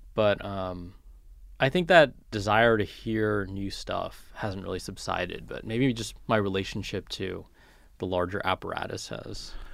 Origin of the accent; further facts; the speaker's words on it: California, United States; when I was a kid and growing up in California